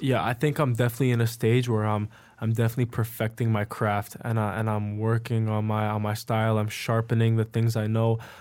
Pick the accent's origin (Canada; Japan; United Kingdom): Canada; Richmond Hill, Ontario; now in Toronto, Canada; I grew up in Richmond Hill